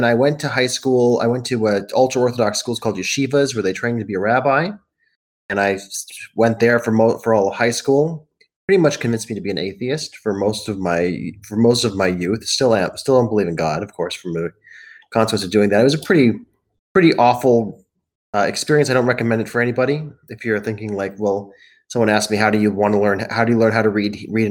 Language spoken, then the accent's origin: English; Colorado Springs, Colorado, United States; also born or lived in Denver, Colorado; now in Oregon, United States; I was growing up in Colorado Springs